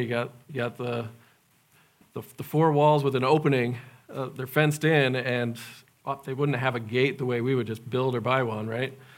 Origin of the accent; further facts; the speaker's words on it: United States; also born or lived in Madagascar; being American